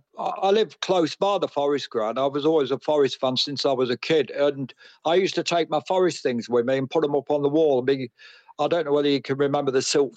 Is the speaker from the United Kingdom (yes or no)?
yes; Nottingham, East Midlands, United Kingdom; I am from Nottingham, yeah.